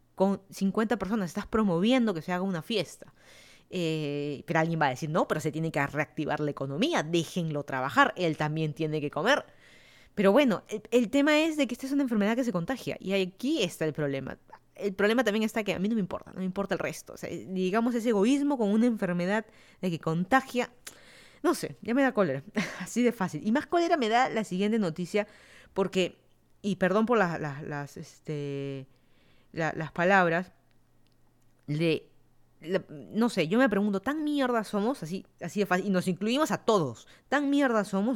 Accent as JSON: {"language": "Spanish", "region": "Lima", "country": "Peru", "also_born_or_lived": "Miami, United States", "moved": "as an adult", "lives_now": "Fairfax County, Virginia, United States"}